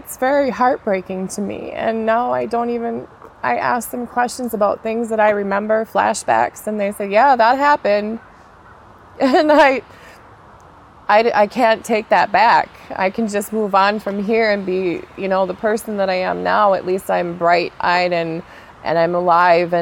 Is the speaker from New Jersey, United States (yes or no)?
no; California, United States; also born or lived in Minnesota; now in Florida, United States; I'm originally from California